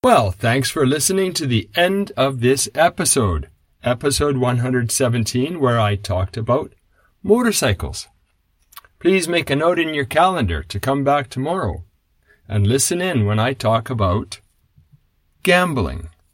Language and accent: English; Canada; moved away as an adult; now in Japan; When I was growing up in Canada